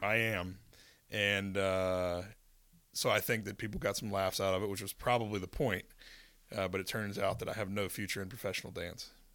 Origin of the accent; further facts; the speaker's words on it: Winston-Salem, North Carolina, United States; now in Charlotte, United States; I grew up in Winston-Salem, which kind of a mid-sized city